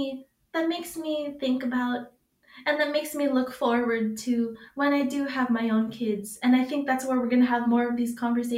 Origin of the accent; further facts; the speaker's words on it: United States; Like, me growing up in America and being here talking to you about all of the differences throughout my life